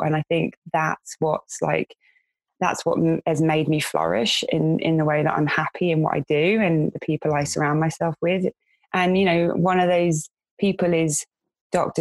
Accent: London, United Kingdom; moved away as an adult; in my area where I grew up in West London

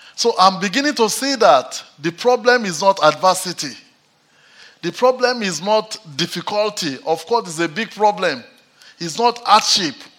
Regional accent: Nigeria; now in Manchester, United Kingdom

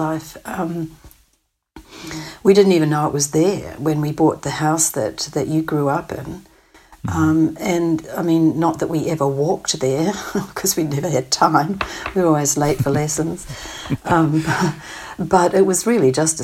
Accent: New Zealand; moved away as an adult; also born or lived in Manitoba, Canada; coming from New Zealand

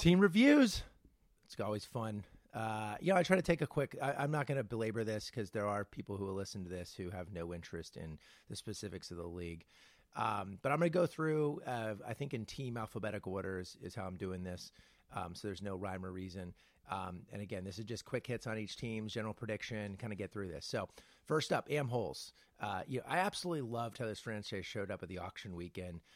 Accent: California, United States; I'm a Californian

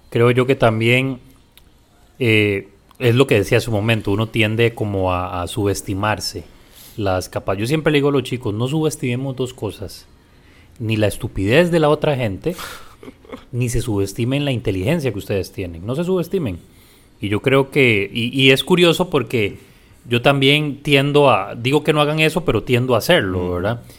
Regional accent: San José, Costa Rica; Yo nací en la Carit.

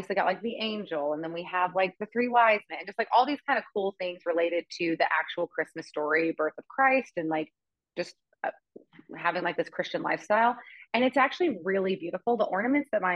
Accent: Amarillo, Texas, United States; I grew up in Amarillo, Texas

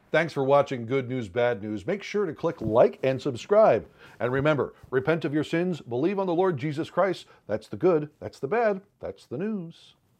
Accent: twenty miles from East Palestine, Ohio, United States; I was born in Ohio and raised there, too. Actually, not but twenty miles from East Palestine

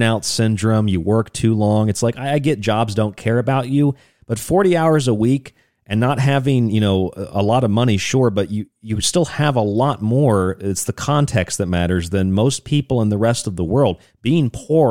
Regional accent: St. Petersburg, Florida, United States; I grew up in St. Pete, Florida

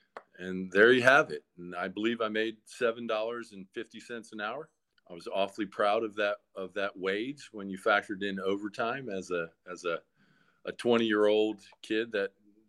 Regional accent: Atlanta, Georgia, United States; from Atlanta, Georgia. Been here since 1984. And I call Atlanta home. Lived all over as a child, but Atlanta is definitely my home.

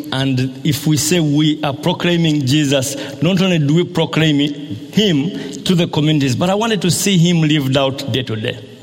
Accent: Busega, Central Region, Uganda; I'm coming from Busega in Uganda

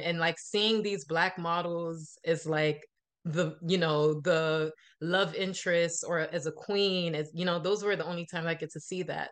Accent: Miami, Florida, United States; I was born in Miami, but my parents are Haitian

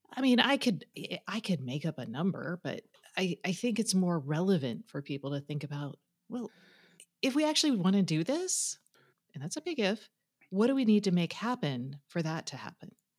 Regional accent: Austin, Texas, United States; my, my hometown of Austin

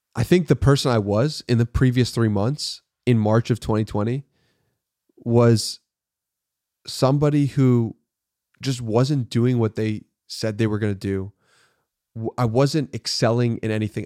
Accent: Long Island, New York, United States; moved away as an adult; now in Austin, United States; I was born in, uh, New York City and I grew up in Long Island, New York

